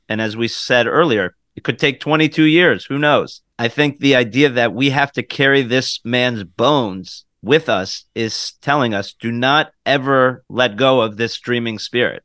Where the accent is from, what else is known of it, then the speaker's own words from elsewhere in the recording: United States; As an American